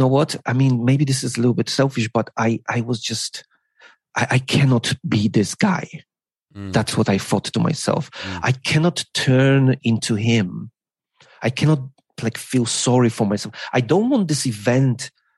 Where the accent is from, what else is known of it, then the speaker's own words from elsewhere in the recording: Poland; English is a second language; moved away as an adult; also born or lived in United Kingdom; now in Beijing, China; I kind of like abandoned my home and my family, because I grew up in Poland